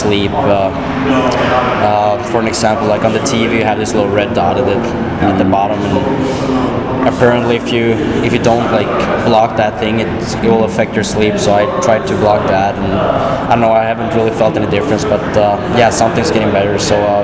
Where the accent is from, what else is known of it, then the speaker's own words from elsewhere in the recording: Gällivare, Norrbotten County, Sweden; also born or lived in Skellefteå; my hometown in Gällivare